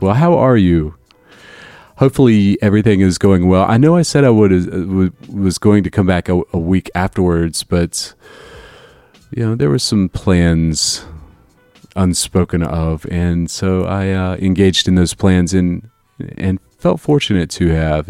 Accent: Florida, United States; now in Chicago, United States; growing up in Florida

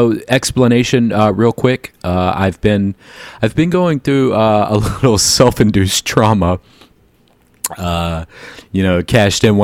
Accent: Jacksonville, Florida, United States; I grew up in Jacksonville where the schools were integrated

